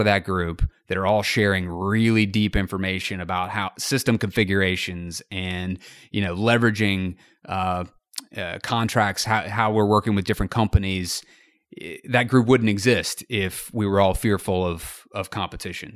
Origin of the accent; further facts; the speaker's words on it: North Carolina, United States; also born or lived in Columbia, South Carolina / Wilmington, North Carolina / Los Angeles; I was born in Columbia, South Carolina, and I lived there for about three weeks before moving, uh, up, up to North Carolina.